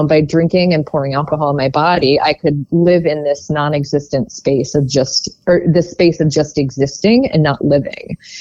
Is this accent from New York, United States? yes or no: no; Baltimore, Maryland, United States; also born or lived in Whiteford, Maryland / Towson, Maryland; I grew up just outside of Baltimore.